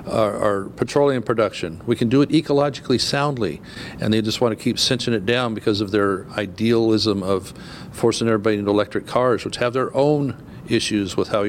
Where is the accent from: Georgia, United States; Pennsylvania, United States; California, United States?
California, United States; my home state